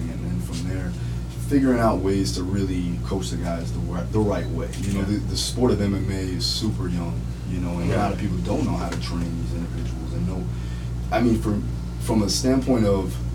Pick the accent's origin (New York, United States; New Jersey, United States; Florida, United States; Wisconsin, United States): Florida, United States; South; also born or lived in Hawaii / Hollywood Beach, Florida; growing up in South Florida